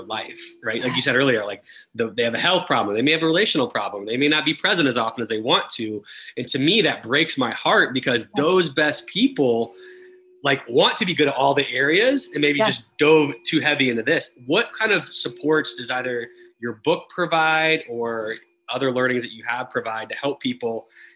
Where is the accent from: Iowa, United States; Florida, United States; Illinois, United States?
Florida, United States; moved away as an adult; also born or lived in Texas; I grew up in Florida, went to college in Texas